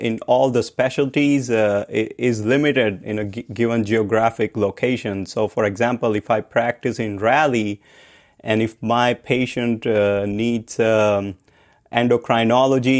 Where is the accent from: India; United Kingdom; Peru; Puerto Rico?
India; I grew up in India